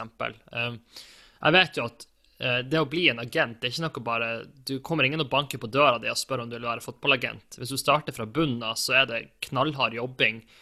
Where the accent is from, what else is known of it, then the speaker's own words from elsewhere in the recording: Tromsø, Troms, Norway; hjembyen min